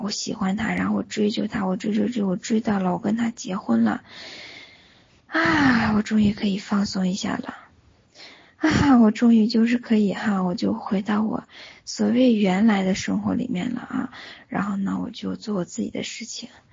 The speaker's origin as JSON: {"language": "Chinese", "region": "Northeast China", "country": "China", "tie": "born or raised there", "moved": "yes", "lives_now": "Singapore", "said": "老家是在东北对吧"}